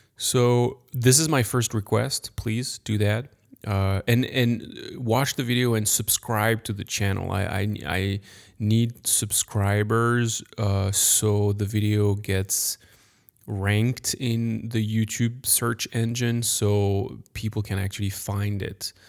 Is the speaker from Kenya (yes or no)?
no; France; accent: French; English is a second language; I'm French. Sorry for my accent